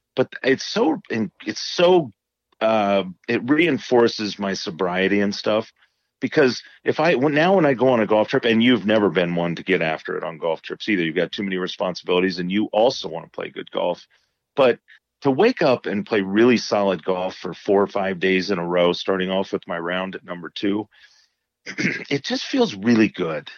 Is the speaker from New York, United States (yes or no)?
no; Indiana, United States; growing up in Indiana